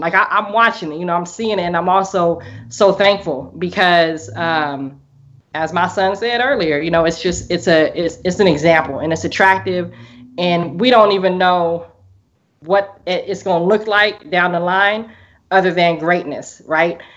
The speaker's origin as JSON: {"language": "English", "town": "Portland", "region": "Oregon", "country": "United States", "said": "I'm from Portland, Oregon, um, all the way in the Northwest"}